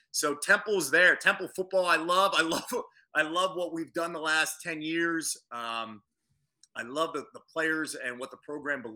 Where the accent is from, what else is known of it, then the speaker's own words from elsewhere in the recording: Phoenixville, Pennsylvania, United States; my hometown of Phoenixville